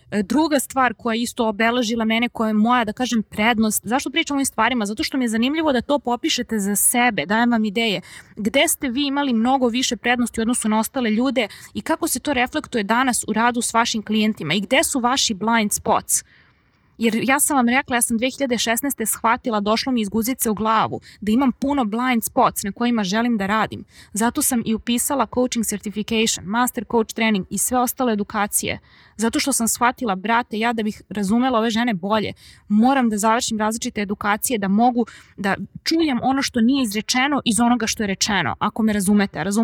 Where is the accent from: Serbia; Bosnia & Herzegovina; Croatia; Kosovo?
Serbia; sam odrasla u Srbiji što pričam srpski jezik i što razumem hrvatski jezik, crnogorski, bosanski, slovenački, makedonski. Sad sam učila i mađarski prošle godine